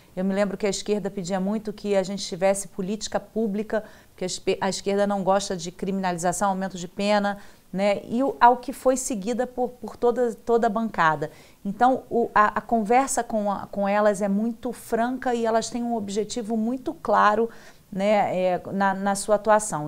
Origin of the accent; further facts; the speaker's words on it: Rio de Janeiro, Brazil; lá no meu estado, do Rio de Janeiro